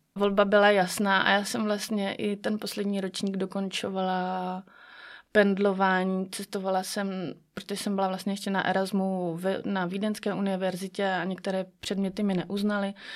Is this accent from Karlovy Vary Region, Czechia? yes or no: yes; Sokolov, Karlovy Vary Region, Czechia; jsem sokolka ze Sokolova